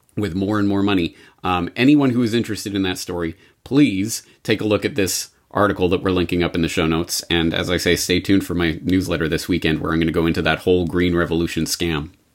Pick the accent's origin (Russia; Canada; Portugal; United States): Canada; as a Canadian